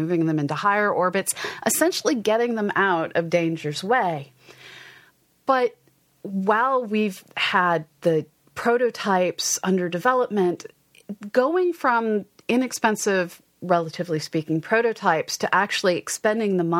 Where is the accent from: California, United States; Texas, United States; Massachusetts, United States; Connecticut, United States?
Massachusetts, United States; Westford; I grew up in Westford, Massachusetts